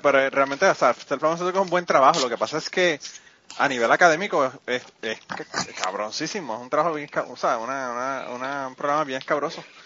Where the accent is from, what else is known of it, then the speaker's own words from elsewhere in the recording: central Puerto Rico, Puerto Rico; tú eres del centro como yo